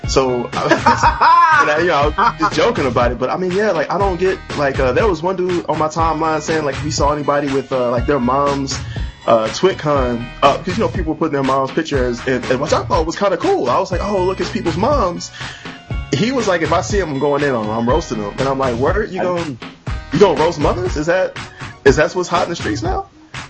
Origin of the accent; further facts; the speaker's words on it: Huntsville, Alabama, United States; I was born and raised, and I still am in Huntsville, Alabama right now.